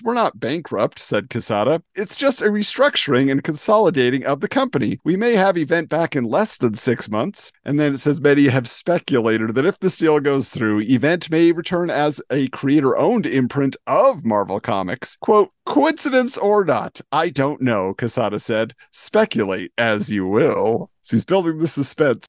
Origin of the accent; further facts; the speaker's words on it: California, United States; I grew up in California.